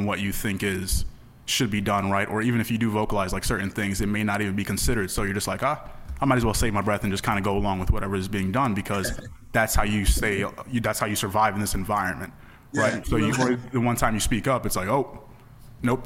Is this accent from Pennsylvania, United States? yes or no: yes; the Poconos, Pennsylvania, United States; born or raised there